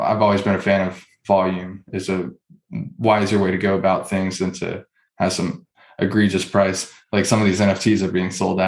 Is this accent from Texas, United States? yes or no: yes; Houston, Texas, United States; I'm from Houston, so go to like an Astros or Texans game growing up